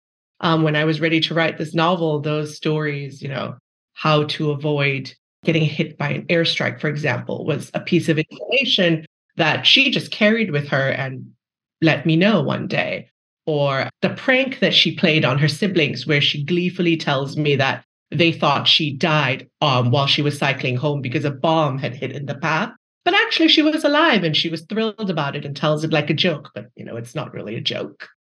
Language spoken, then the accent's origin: English; Malaysia; moved away as an adult; I grew up in Malaysia. I basically spent my entire childhood there until undergrad, and then I came here for